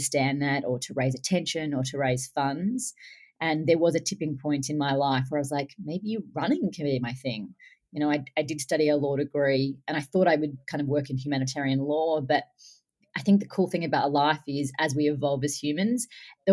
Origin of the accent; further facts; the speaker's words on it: Australia; I'm Australian